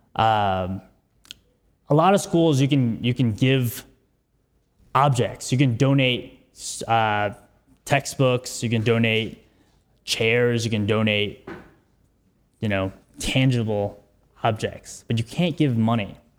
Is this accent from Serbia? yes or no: no; New York City, New York, United States; I'm from New York City, born and raised. I went to high school in the Bronx